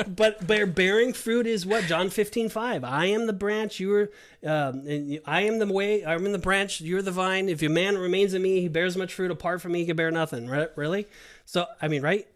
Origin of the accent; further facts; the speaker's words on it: California, United States; now in Orlando, United States; I'm from California